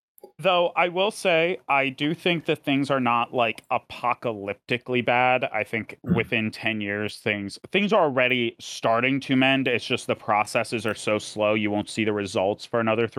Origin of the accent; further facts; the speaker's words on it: United States; as an American who watches a lot of British news